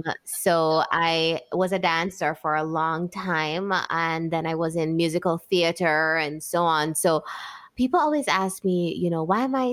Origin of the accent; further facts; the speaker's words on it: Jamaica; also born or lived in Spain; I'm from the Caribbean.